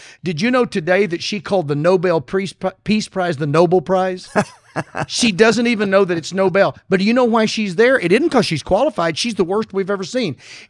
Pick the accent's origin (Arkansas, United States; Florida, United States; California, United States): Arkansas, United States; I'm from Arkansas.